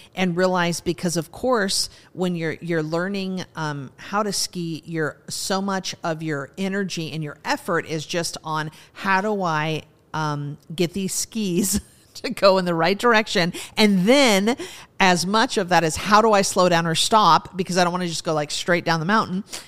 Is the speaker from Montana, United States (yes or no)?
yes; Montana, United States; moved away; I grew up in Montana, so I, you know, started skiing when I was four or five years old